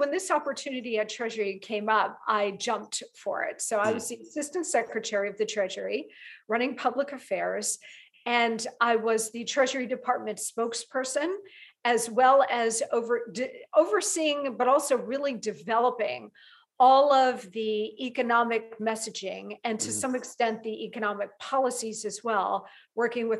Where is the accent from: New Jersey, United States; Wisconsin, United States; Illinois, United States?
New Jersey, United States; Central; also born or lived in New York City / Long Island; now in New York, United States; I grew up in New Jersey. Yeah. Central New Jersey